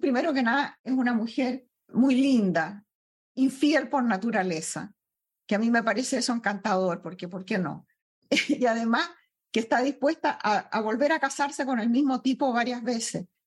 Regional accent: Chile; moved away as an adult; also born or lived in Peru / Venezuela; now in United States; Primero nací en Perú, mi padre abandonó a mi madre y mi madre se fue a Chile, donde sus padres, donde yo me crié, en la casa de mi abuelo

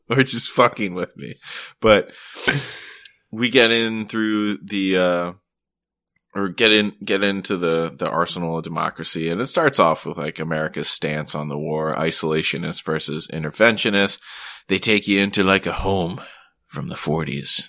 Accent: Maryland, United States; also born or lived in Vermont; now in Boston, United States; I'm actually originally from Maryland

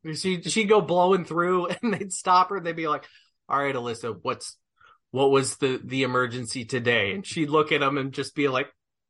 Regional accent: California, United States; born there; also born or lived in Colorado / New York / Kansas; now in Arkansas, United States; I grew up in I've grown up all over. I lived in, I was born in California. I lived in Colorado. I lived in upstate New York. I moved to Kansas, and then came to Arkansas for my grad degrees.

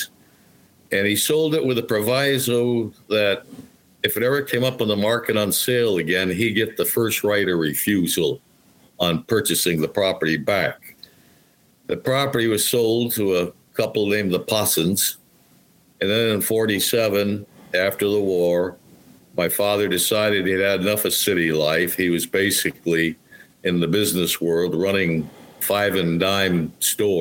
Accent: Helderberg Hill towns, New York, United States; moved away; also born or lived in Massachusetts; the stately white farmhouse just across the bridge is the house I grew up in.

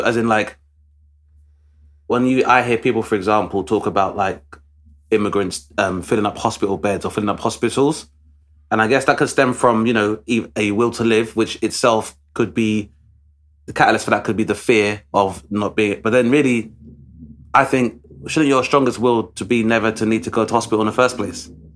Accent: London, United Kingdom; Travis and I grew up in Southeast London

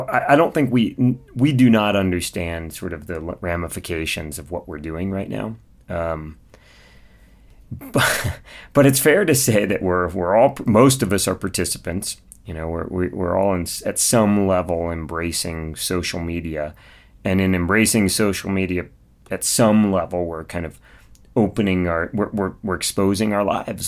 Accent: Mojave Desert of California, United States; I grew up in the Mojave Desert of California, so kind of out near Edwards Air Force Base.

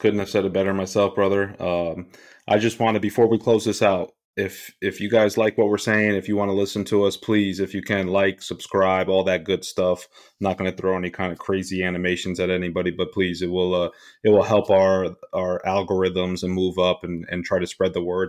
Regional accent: Rockland County, New York, United States; born and raised in Rockland County, New York

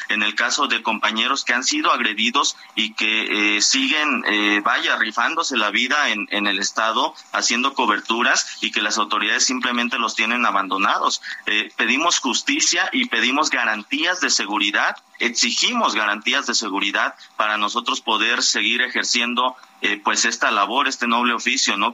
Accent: Guerrero, Mexico; en Guerrero, que es de donde yo soy originario

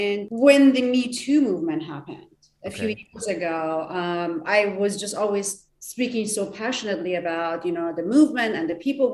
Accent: Iran; English is a second language; moved away as an adult; now in Southern California, United States; I'm from Iran

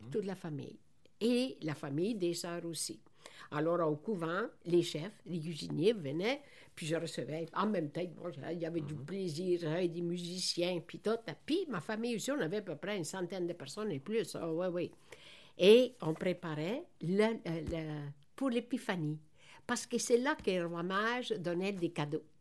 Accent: Veneto, Italy; now in Quebec, Canada; moi, je suis née dans la Vénétie.

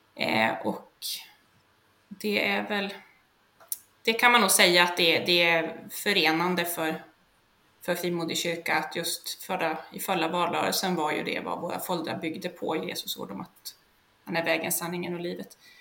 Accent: Sollefteå, Västernorrland County, Sweden; moved away; also born or lived in Hudiksvall area, Hälsingland; jag är från början från Sollefteå i Ångermanland

